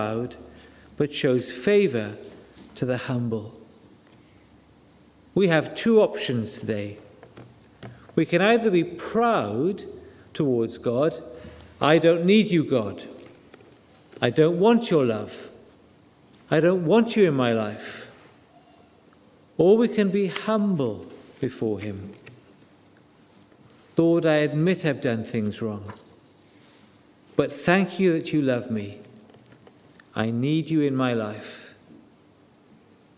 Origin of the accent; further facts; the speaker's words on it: Wales, United Kingdom; It doesn't take much to make me cry, because I'm Welsh. We are an emotional nation.